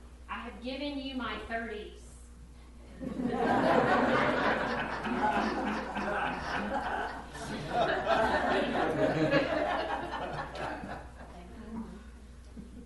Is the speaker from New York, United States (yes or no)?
no; Texas, United States; moved away; I grew up in Texas, so we didn't have mountains